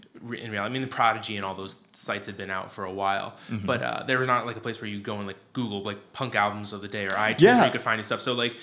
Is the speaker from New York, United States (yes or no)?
yes; Pelham, New York, United States; So I grew up in Pelham, New York, which is a small, small town in Westchester.